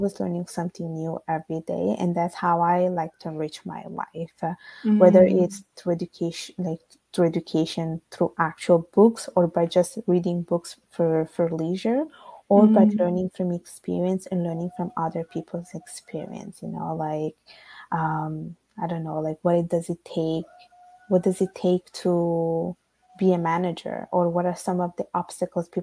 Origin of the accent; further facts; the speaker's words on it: Italy; accent: Italian; English is a second language; now in Canada; I'm Italian by birth and Bengali by blood.